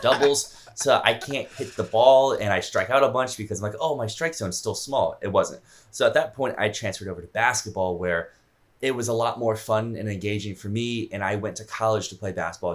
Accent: Virginia, United States; I am from Virginia

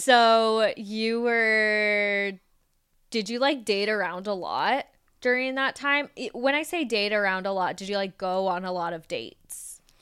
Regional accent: Las Vegas, Nevada, United States; I grew up in Las Vegas, we've all grown up in Las Vegas.

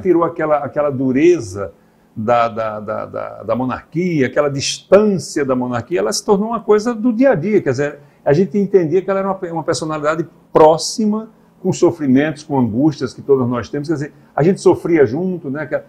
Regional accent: Northeast Region, Brazil; nós somos nordestinos aqui do interior

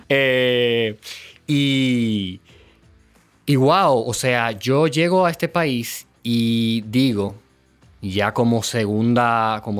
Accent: Venezuela; Venezuela de ecoturismo, que era lo que yo entendía yo así en ese momento, funcionaban y pensaba solamente en mi país y decía, wow, es que esto es posible.

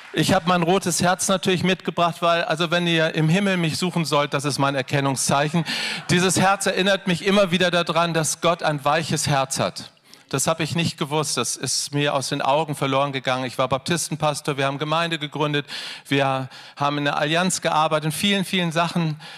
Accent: Hanover, Lower Saxony, Germany; Wir kommen aus Hannover

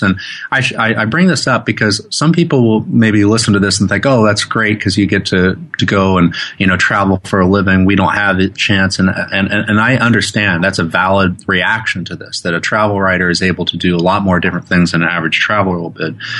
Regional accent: Oklahoma, United States; also born or lived in New York; now in Oregon, United States; I grew up in Oklahoma

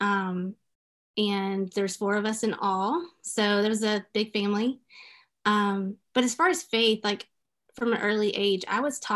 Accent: Memphis, Tennessee, United States; moved away; I grew up in Memphis, Tennessee

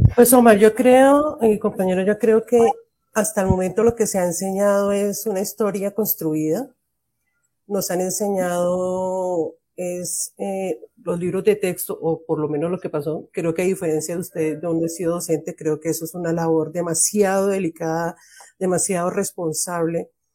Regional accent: Colombia

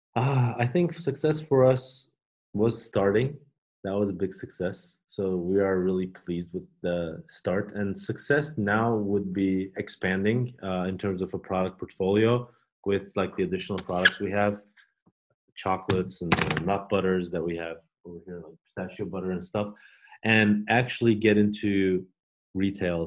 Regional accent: Turkey; now in Oregon, United States; we are from Turkey

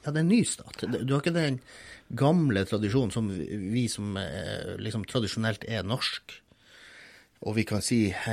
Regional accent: Båtsfjord, Finnmark, Norway; moved away; jeg vokste jo opp her i Båtsfjord

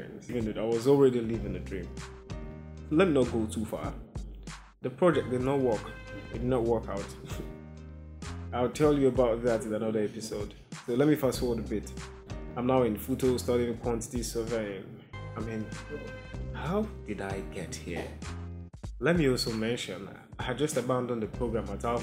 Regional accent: eastern Nigeria, Nigeria; I'm Nigerian, and I'm from the East Side, the Eastern Heartland to be precise

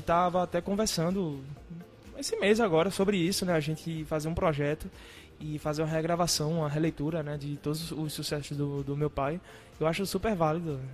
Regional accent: Recife, Pernambuco, Brazil; eu nasci né, em Recife moro em Recife

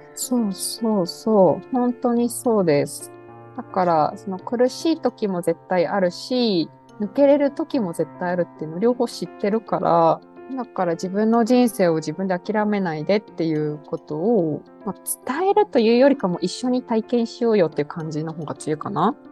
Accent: Narita, Chiba, Japan; moved away; 私千葉県の成田の出身

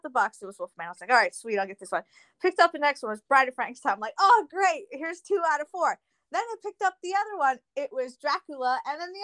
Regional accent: near Atlantic City, New Jersey, United States; I was born and raised here. Born and raised in New Jersey, South Jersey. You know, right by Atlantic City my whole life

